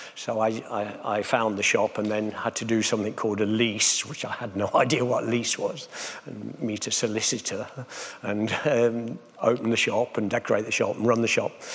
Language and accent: English; Nottingham, East Midlands, United Kingdom; I come from Nottingham